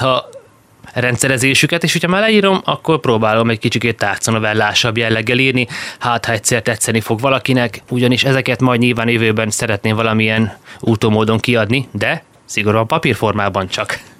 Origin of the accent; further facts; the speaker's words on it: Szeged, Csongrád-Csanád, Hungary; új Szegeden születtem. Nyilván oda köt a legerősebb kapocs, mert a születés mellett még az első tíz évemet volt szerencsém ott eltölteni